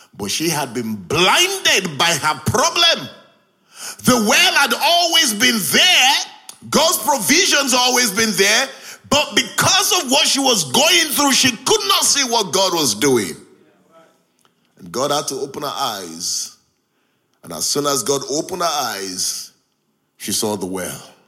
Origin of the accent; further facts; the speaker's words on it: Nigeria; moved away as an adult; now in Hull, United Kingdom; I grew up in Nigeria. I left Nigeria at the age of 24.